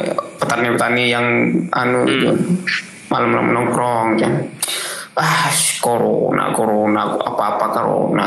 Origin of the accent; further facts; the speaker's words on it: Sumenep, East Java, Indonesia; Sumenep nih, daerah tuh kan, daerah saya